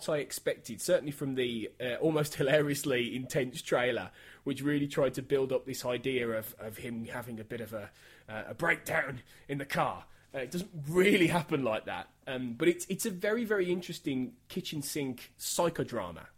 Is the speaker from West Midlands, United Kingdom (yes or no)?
yes; Birmingham, West Midlands, United Kingdom; a son of my hometown of Birmingham in the UK